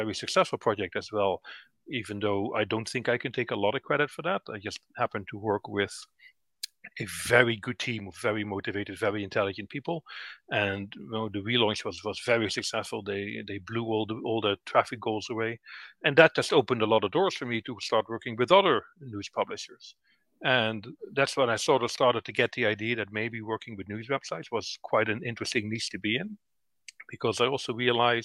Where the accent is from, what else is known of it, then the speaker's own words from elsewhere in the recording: Netherlands; moved away as an adult; now in Northern Ireland, United Kingdom; I moved from the Netherlands, where I'm originally from, to Northern Ireland in 2009.